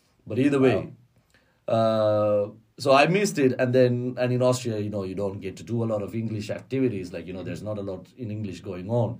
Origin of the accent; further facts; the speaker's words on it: Colombo, Western Province, Sri Lanka; moved away as an adult; now in Dublin, Ireland; And I grew up in Colombo.